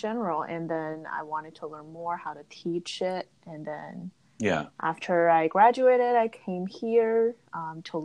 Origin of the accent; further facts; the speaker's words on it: China; English is a second language; moved away as an adult; also born or lived in Newcastle, England; I grew up in China. I learned English there.